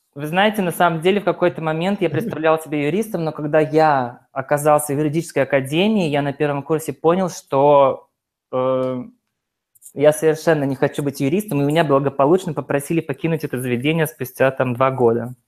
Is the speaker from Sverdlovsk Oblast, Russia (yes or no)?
yes; Yekaterinburg, Sverdlovsk Oblast, Russia; я из Екатеринбурга